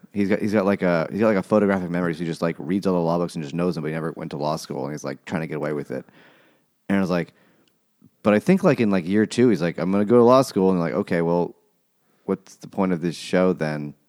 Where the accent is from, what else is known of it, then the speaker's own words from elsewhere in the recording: United States; I'm American